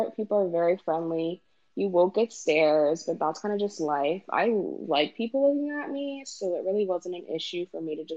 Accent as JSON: {"language": "English", "town": "New York City", "region": "New York", "country": "United States", "also_born_or_lived": "Northern Virginia", "said": "I'm from Brooklyn"}